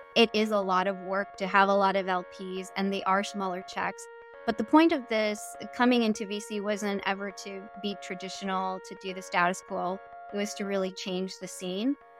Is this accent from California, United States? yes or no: yes; Los Angeles, California, United States; I grew up in South Central Los Angeles